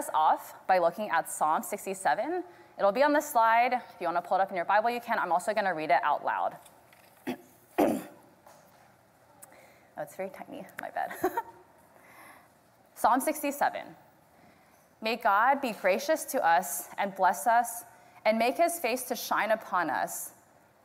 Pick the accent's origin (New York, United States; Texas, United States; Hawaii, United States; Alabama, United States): Texas, United States; Houston; I was born and raised here in Houston.